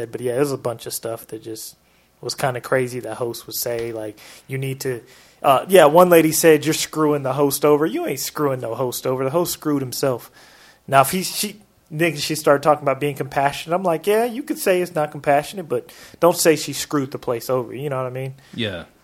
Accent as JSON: {"language": "English", "town": "Portland", "country": "United States", "tie": "born or raised there", "said": "in that city in city of Portland, which is my hometown."}